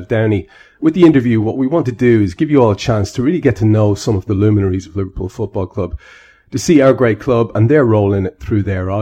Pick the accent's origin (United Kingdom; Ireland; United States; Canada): Ireland; I'm Irish